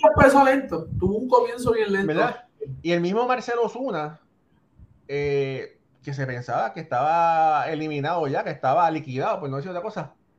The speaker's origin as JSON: {"language": "Spanish", "country": "Puerto Rico", "said": "querida Puerto Rico, también mi tierra"}